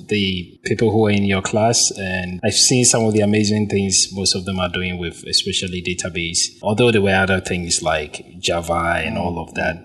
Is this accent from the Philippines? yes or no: no; Ghana; I'm a Ghanaian, lived in Ghana for almost my entire life